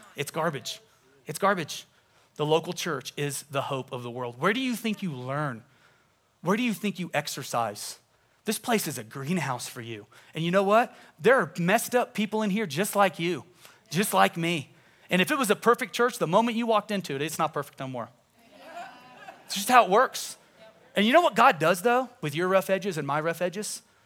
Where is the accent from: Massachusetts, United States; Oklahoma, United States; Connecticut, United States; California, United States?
Oklahoma, United States; Tulsa; I grew up in Tulsa, Oklahoma.